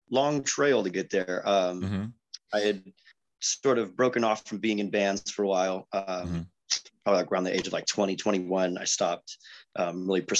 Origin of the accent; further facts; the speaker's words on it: Chula Vista, California, United States; and raised Chula unicorn, Vista, born and raised in San Diego.